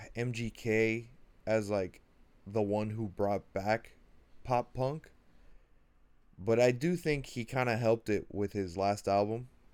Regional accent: Miami, Florida, United States; I'm from Miami

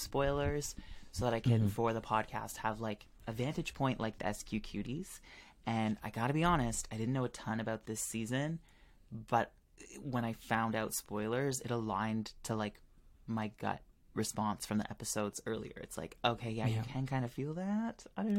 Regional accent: Canada; This is Canada versus the world. I'm Canadian.

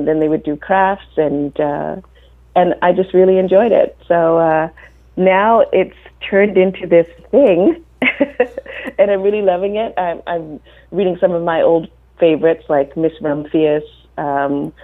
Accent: Jamaica; moved away; I was born in Jamaica, and kids go to school really young

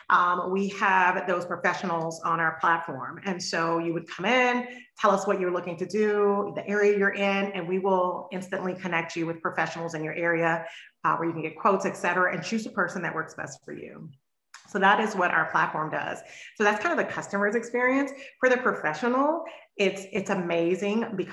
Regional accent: the South, United States; I'm from the South. My mom's from Mississippi. My father from Louisiana.

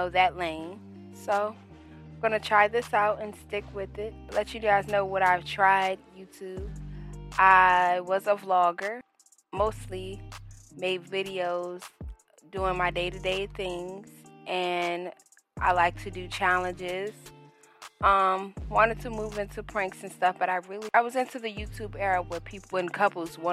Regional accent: Washington, District of Columbia, United States; now in South Carolina, United States; I'm originally from Washington, D.C., but I now reside in South Carolina.

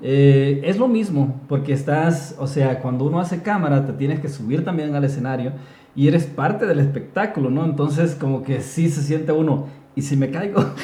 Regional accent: Honduras; nosotros, los de Honduras, porque soy hondureño

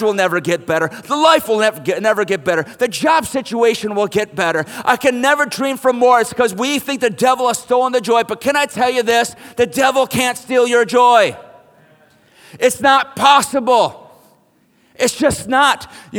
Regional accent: United States

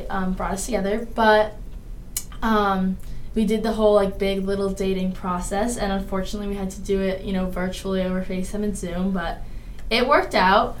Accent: Carlisle, Massachusetts, United States; I'm from Massachusetts, a little town called Carlisle, if anyone knows. I'm 20 years old, but turning 21 in less than a month.

